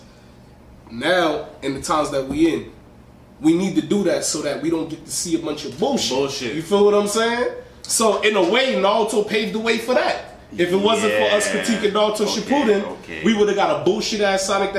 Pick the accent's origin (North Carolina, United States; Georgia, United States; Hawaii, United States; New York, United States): New York, United States; New York City; I'm from the Bronx